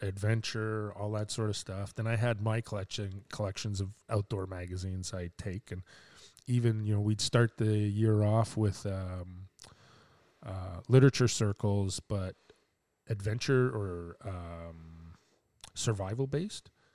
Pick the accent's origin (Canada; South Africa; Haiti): Canada; Quebec; now in Port Hope, Canada; I'm from Quebec